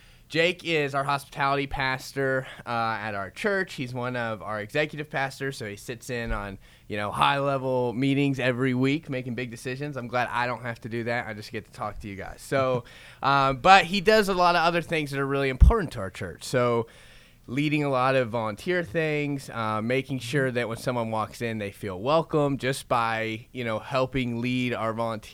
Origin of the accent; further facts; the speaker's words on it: Florida, United States; now in Oklahoma, United States; And I came from Florida. I had long hair. And I got here. And for some reason, I didn't even know Oklahoma existed until I got here.